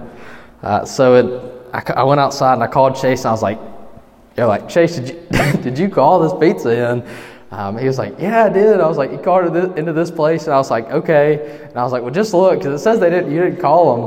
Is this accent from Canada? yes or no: no; Eufaula, Alabama, United States; I'm from Eufaula